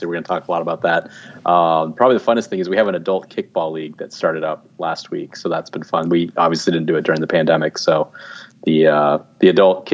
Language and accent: English; Arizona, United States; I'm an Arizona native, so I grew up in Arizona.